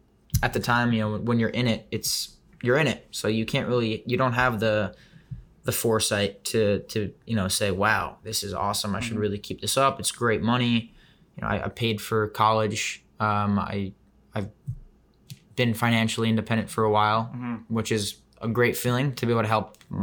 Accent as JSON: {"language": "English", "town": "Tel Aviv", "region": "Tel Aviv District", "country": "Israel", "tie": "born or raised there", "also_born_or_lived": "New York City, United States", "moved": "yes", "said": "I was born in the city. Then at 3 years old, we moved to Tel Aviv."}